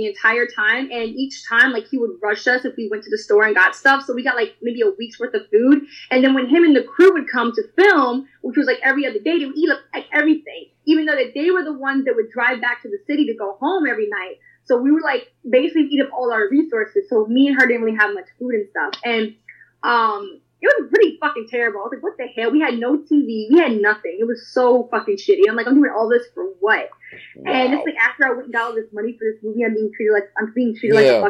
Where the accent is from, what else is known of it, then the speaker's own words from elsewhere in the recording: New York, United States; I'm from New York